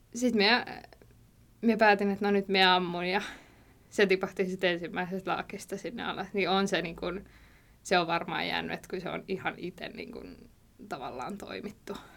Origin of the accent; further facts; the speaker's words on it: Valkeala, Kymenlaakso, Finland; now in Kouvola, Finland; mä oon Valkealasta, Toikkalasta kotosin, että siellä kasvanut